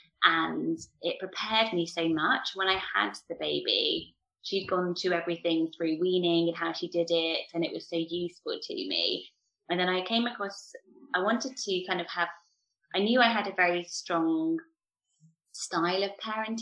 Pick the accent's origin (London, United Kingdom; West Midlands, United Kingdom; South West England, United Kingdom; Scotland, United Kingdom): South West England, United Kingdom; Swindon; I'm from Swindon